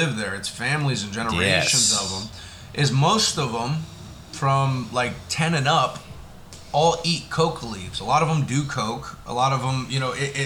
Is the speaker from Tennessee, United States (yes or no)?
no; South Florida, United States; growing up in South Florida